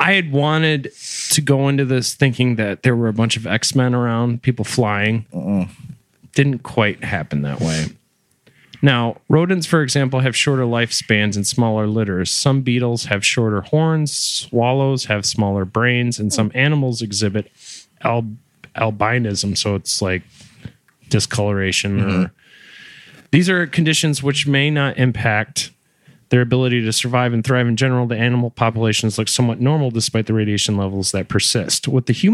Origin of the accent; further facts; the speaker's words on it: Michigan, United States; my home state here in Michigan